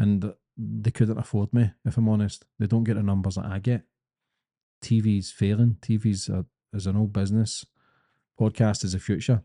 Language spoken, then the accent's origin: English; Glasgow, Scotland, United Kingdom; accent: Scottish, thick; I'm a kid from Glasgow